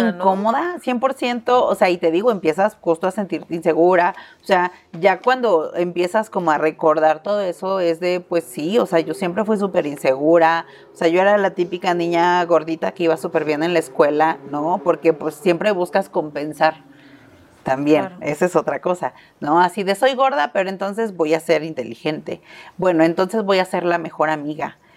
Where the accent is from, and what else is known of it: Mexico